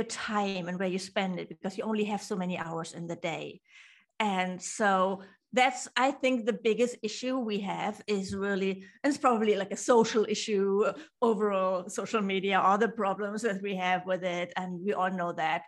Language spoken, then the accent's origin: English; Hamburg, Germany; I'm from Germany, from Hamburg